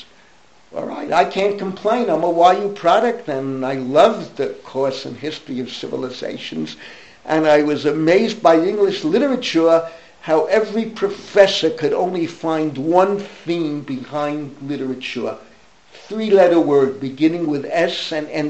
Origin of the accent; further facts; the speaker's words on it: New York City, New York, United States; I grew up in the Bronx.